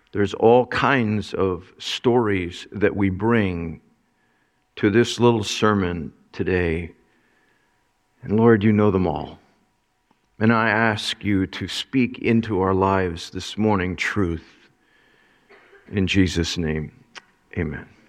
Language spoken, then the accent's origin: English; Mineola, New York, United States; I was born in Minne-, Mineola, New York.